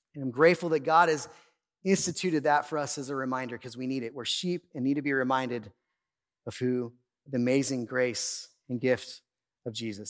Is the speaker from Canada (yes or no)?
no; Oildale, California, United States; also born or lived in Bakersfield, California; My family, we moved away from Oildale. I was like 20 years old, and we moved out east side of town